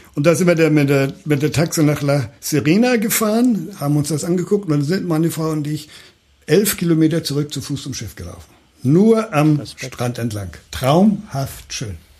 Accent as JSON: {"language": "German", "region": "Hamburg", "country": "Germany", "tie": "born or raised there", "said": "aus meiner Geburtsstadt"}